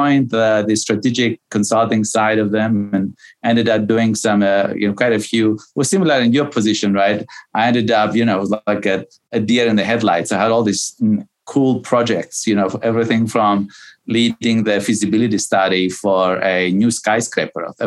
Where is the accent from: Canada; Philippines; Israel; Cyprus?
Cyprus; moved away as an adult; also born or lived in New York, United States; I was born and raised in Cyprus, which which is a little island